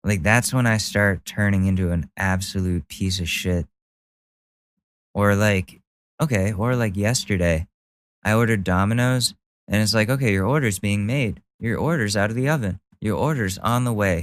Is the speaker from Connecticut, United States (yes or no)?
yes; Ridgefield, Connecticut, United States; where I grew up in Ridgefield, that town essentially, that's where Karens go